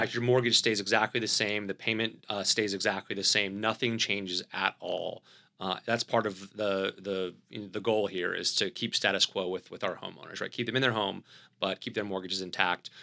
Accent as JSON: {"language": "English", "region": "the South", "country": "United States", "accent": "Southern", "said": "my Southern accent"}